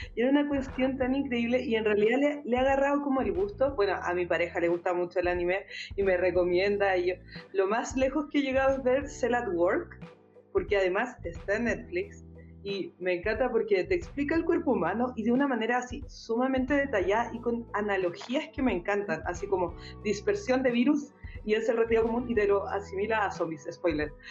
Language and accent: Spanish; Santiago, Santiago Metropolitan Region, Chile; como santiaguino, santiaguina